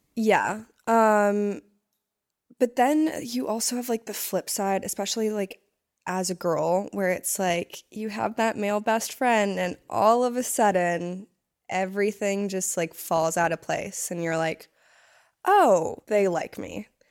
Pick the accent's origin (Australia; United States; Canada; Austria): United States; East Coast; moved away; also born or lived in Hawaii; I was from the East Coast